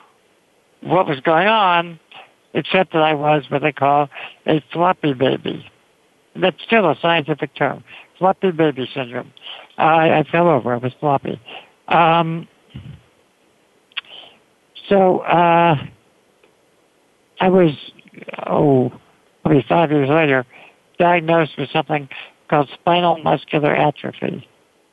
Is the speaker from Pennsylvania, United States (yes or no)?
no; New York, United States; I grew up in New York